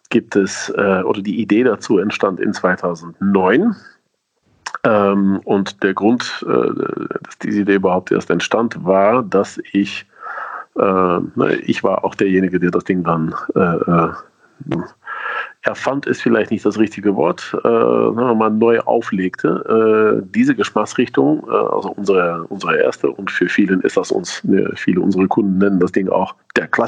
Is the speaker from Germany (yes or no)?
no; Netherlands; Sie sind ja meine Landsmänner, ich bin ja Niederländer.